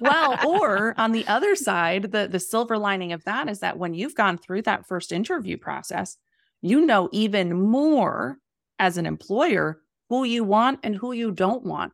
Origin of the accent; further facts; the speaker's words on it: the Poconos, Pennsylvania, United States; moved away as an adult; also born or lived in New York City; I grew up in the Poconos in Pennsylvania